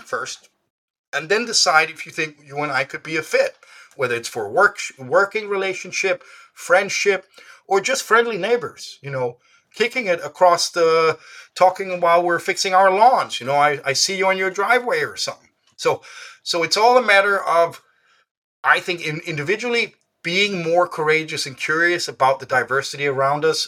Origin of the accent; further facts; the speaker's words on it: Denmark; first language Danish; English is a second language; I was born in Denmark.